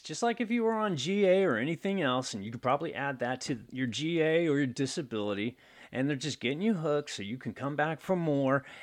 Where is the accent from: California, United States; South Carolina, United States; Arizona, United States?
California, United States; Oakland; I was born and raised in Oakland